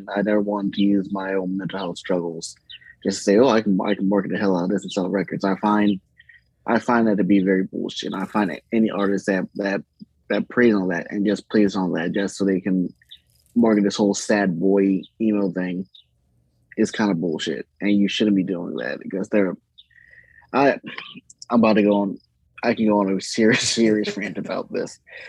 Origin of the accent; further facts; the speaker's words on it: Baltimore, Maryland, United States; moved away as an adult; now in Cumberland, United States; I'm originally from Baltimore. I moved to Cumberland, Maryland in 2016 or so